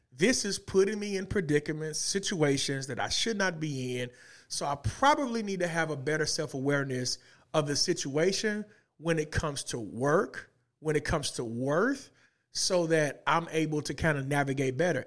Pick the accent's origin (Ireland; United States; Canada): United States; Little Rock, Arkansas; moved away; I was born and raised in the east side of Little Rock